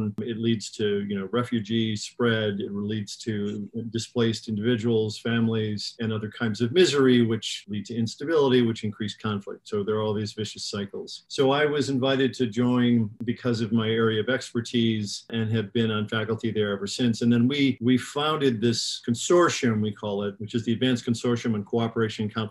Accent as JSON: {"language": "English", "town": "Chicago", "region": "Illinois", "country": "United States", "tie": "born or raised there", "said": "I was raised in Chicago in the 1960s"}